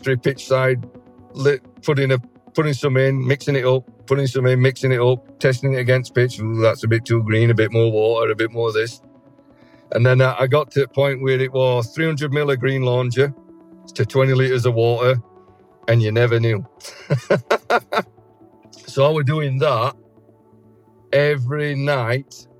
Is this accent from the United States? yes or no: no; England, United Kingdom; moved away as an adult; I'm the English guy.